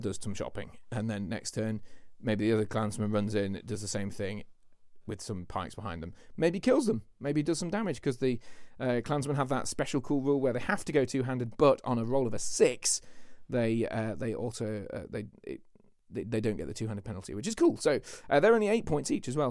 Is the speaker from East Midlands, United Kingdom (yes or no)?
yes; Lincolnshire, East Midlands, United Kingdom; That's where I'm from